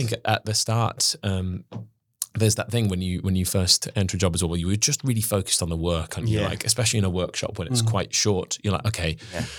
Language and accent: English; Welsh, Wales, United Kingdom; I'm Welsh as well.